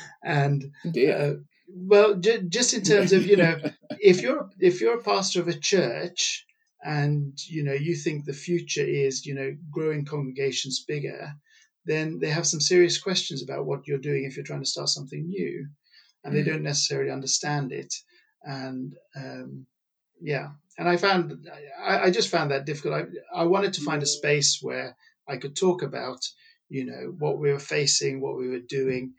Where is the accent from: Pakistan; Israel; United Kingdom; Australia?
Pakistan; which I was brought up in Pakistan, and I know how I feel I've benefited through that kind of exposure